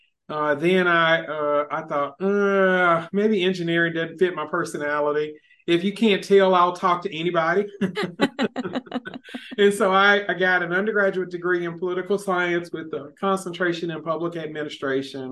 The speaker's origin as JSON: {"language": "English", "town": "Memphis", "region": "Tennessee", "country": "United States", "tie": "born or raised there", "also_born_or_lived": "Chattanooga, Tennessee", "moved": "yes", "lives_now": "Martin, United States", "said": "I grew up in Memphis, and so that was home"}